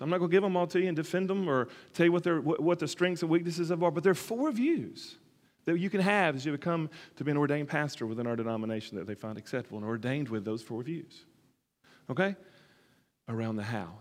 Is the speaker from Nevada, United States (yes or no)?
no; Alabama, United States; moved away; my origins in Alabama and where I come